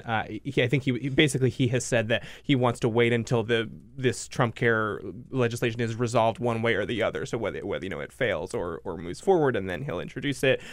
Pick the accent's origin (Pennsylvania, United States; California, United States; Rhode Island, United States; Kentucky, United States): Rhode Island, United States; I grew up in Rhode Island